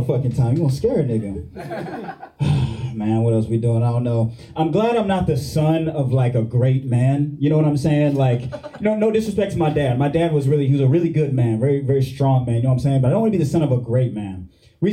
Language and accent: English; Houston, Texas, United States; moved away as an adult; now in New York, United States; From Houston, H-Town